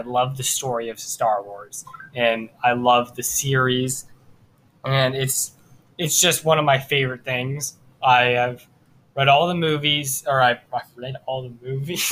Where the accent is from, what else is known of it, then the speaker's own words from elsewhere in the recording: Cincinnati, Ohio, United States; I'm from Cincinnati, Ohio.